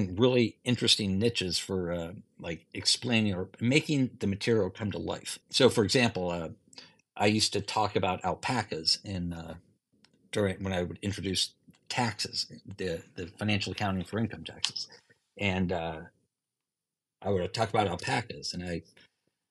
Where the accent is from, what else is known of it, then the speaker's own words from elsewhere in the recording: Ohio, United States; moved away as an adult; now in Michigan, United States; I'm from Ohio and grew up a Buckeye fan